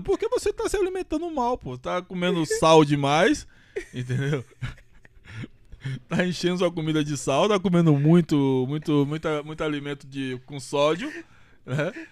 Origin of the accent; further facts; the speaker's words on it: Bahia, Brazil; now in São Paulo, Brazil; sou baiano